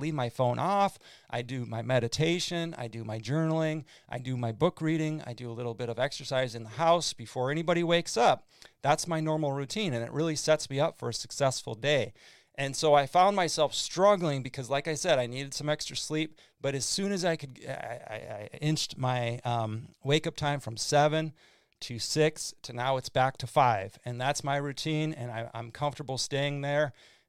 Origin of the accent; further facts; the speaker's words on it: Midwest, United States; now in Fort Myers, United States; growing up in the Midwest in the Red River Valley, it was floods